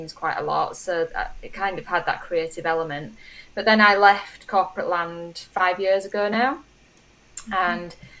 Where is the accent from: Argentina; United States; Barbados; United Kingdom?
United Kingdom; Yorkshire and the Humber; I'm from West Yorkshire, a really tiny village in West Yorkshire in England.